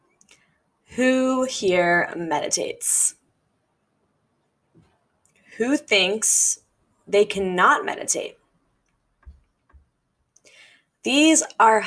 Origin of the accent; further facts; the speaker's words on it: Midwest, United States; growing up in the Midwest